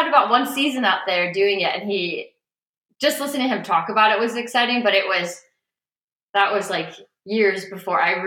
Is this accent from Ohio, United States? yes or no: yes; Cleveland, Ohio, United States; Growing up in a suburb of Cleveland. I was born in Cleveland proper